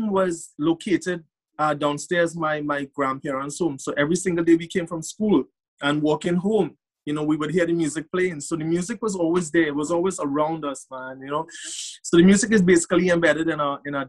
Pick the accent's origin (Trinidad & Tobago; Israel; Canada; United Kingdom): Trinidad & Tobago; Gasparillo; Born in Gasparilla